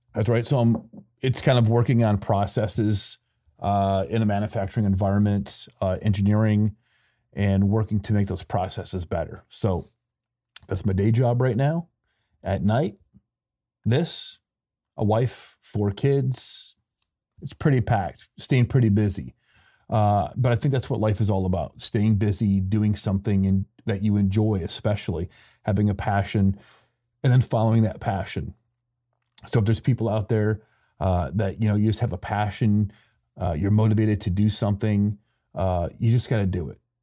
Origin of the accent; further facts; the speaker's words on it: Michigan, United States; moved away as an adult; also born or lived in Mexico; I grew up in Michigan